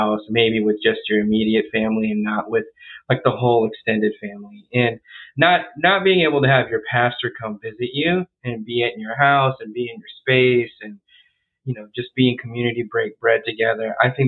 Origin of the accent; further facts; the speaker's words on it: United States; born there; So I was born here in the United States.